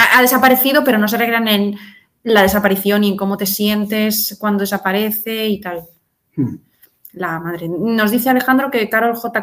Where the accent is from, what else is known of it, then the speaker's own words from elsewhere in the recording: Madrid, Community of Madrid, Spain; soy madrileña